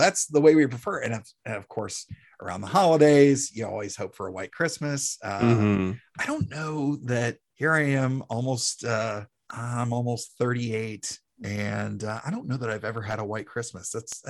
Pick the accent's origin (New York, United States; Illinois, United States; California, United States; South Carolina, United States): South Carolina, United States; I'm the youngest of three boys and, first one actually born in the South, mm-hmm. here in South Carolina. The rest of my family's from Pennsylvania.